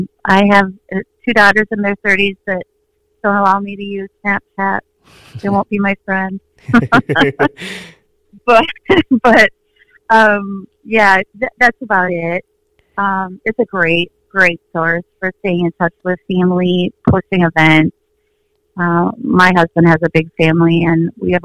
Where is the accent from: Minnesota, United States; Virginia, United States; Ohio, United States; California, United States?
Minnesota, United States; I was born and raised in Minnesota